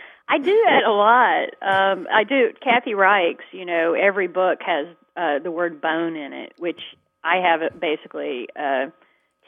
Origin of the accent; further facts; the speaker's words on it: Georgia, United States; my home state